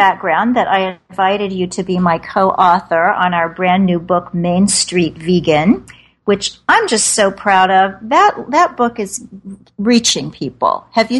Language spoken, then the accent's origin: English; Kansas City, Missouri, United States; born or raised there; now in New York City, United States